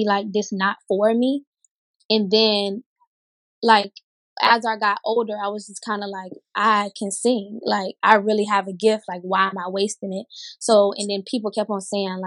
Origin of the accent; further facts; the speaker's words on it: Tampa, Florida, United States; moved away as an adult; now in San Diego, United States; I'm originally from Tampa, Florida. Right now, I'm living in like San Diego, California